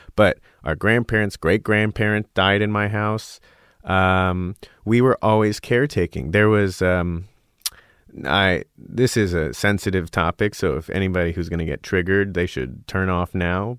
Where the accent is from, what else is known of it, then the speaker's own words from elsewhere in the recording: Scottsdale, Arizona, United States; moved away as an adult; also born or lived in Oberlin, Ohio; I grew up in Arizona